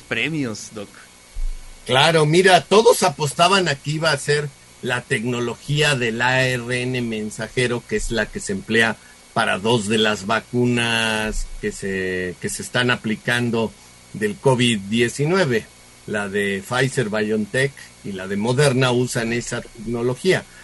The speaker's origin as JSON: {"language": "Spanish", "country": "Mexico", "said": "somos los mexicanos"}